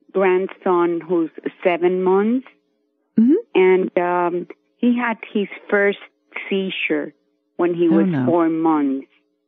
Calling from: Miami, Florida, United States; I'm calling you from Miami, Florida.

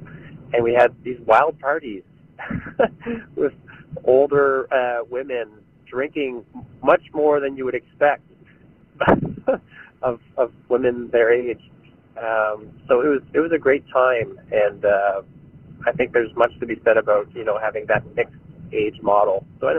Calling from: Gatineau, Quebec, Canada; also born or lived in Riverview, New Brunswick; I'm calling in from Gatineau, Quebec.

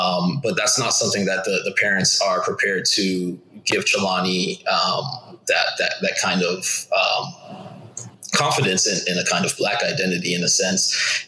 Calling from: Oakland, California, United States; I'm in Oakland, California.

